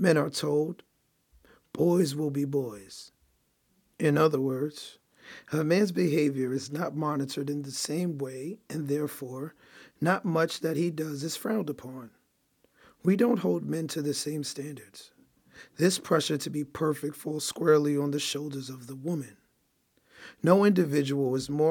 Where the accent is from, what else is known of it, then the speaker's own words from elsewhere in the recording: New York City, New York, United States; I grew up in Brooklyn, New York